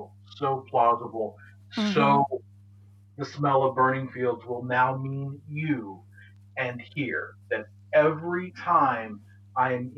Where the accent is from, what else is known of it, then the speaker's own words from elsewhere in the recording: rural Southwest Ohio, United States; I grew up in Ohio, rural Southwest Ohio